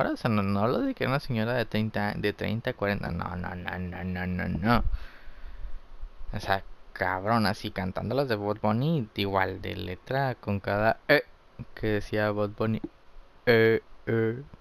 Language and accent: Spanish; Mexico; que yo que soy pues mexicano.